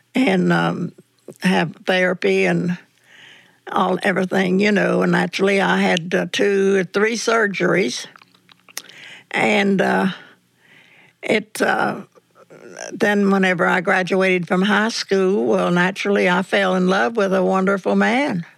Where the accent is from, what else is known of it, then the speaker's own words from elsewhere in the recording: North Carolina, United States; I was born and raised in North Carolina